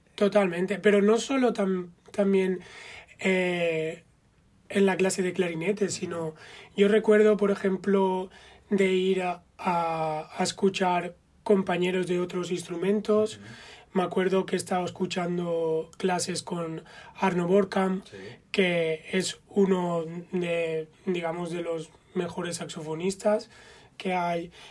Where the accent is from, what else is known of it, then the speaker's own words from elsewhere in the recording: Spain; moved away as an adult; also born or lived in Amsterdam, Netherlands; cómo somos los españoles